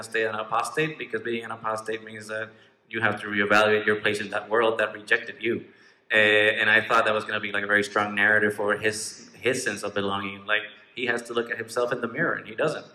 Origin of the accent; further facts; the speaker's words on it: Puerto Rico; English is a second language; now in Chicago, United States; I was born in Puerto Rico, but right now I live in Chicago